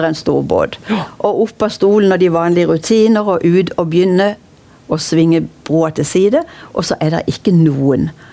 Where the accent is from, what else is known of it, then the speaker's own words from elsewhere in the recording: Kristiansand, Agder, Norway; da jeg vokste opp i Kvadraturen på 50-tallet